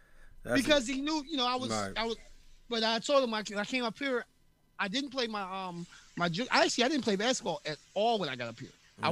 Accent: Philadelphia, Pennsylvania, United States; And I grew up running around Temple campus so much as a kid.

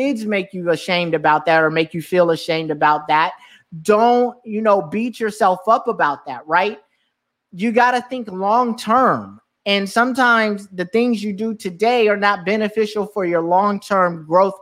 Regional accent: California, United States; now in New York, United States; I grew up in California

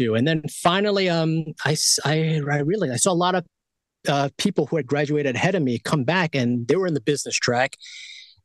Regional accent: New York City, New York, United States; I was born in born and raised in Queens, New York. So I'm from the East Coast

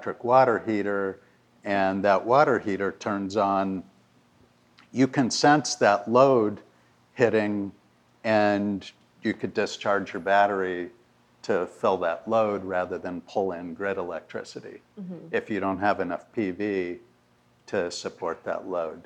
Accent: California, United States; moved away; I'm from California originally

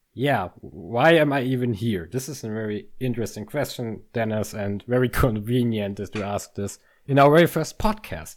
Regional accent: near Munich, Bavaria, Germany; moved away as an adult; now in Münster, Germany; Munich is very close to my hometown.

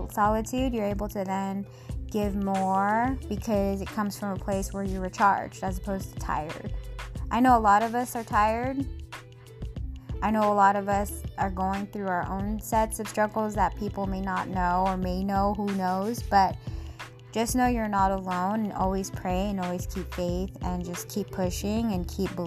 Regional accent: Seattle, Washington, United States; our home back in my hometown, Seattle

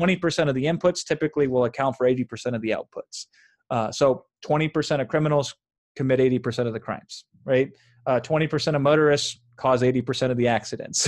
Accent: Iowa, United States; now in Los Angeles, United States; I grew up in Iowa, in a small town in Iowa

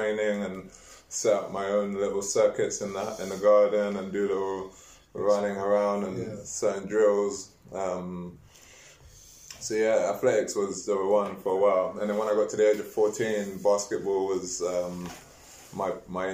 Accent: London, United Kingdom; also born or lived in Hammersmith / Chingford / Tottenham; I was born in Hammersmith, grew up in Hackney with a twist of, with a bit of Chingford and Tottenham Seven Sisters in there.

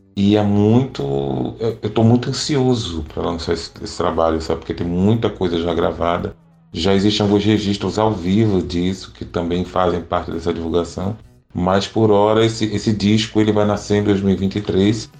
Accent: Pernambuco, Brazil; eu sou um cantor de Pernambuco e canto a pernambucanidade

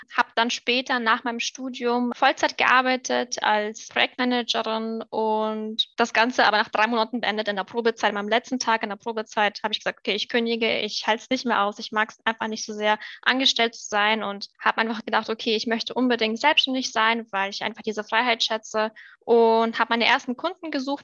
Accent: Germany; first language German and Russian; moved away as an adult; also born or lived in Moldova; now in France; Ich bin eigentlich in Moldawien geboren, aber mit drei Jahren nach Deutschland ausgewandert. Das heißt an sich, beides würde ich jetzt sagen. Das heißt, meine Muttersprache ist Deutsch und Russisch.

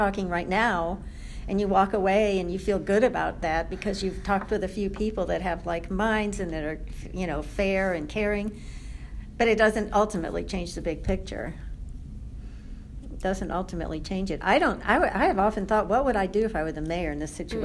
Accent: the North and the East, Northeast, United States; also born or lived in Brown County, Indiana / Washington, D.C.; now in Bloomington, United States; I was raised in the North and the East

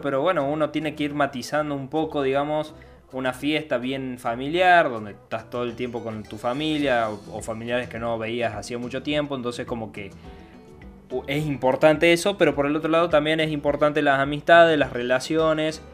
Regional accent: Argentina; nací acá en Argentina, soy argentino, bien argentino

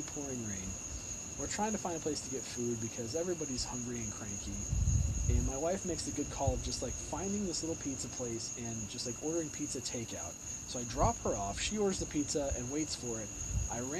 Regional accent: Southern California, United States; moved away as an adult; now in Pittsburgh, United States; I grew up in Southern California. I grew up around the beach.

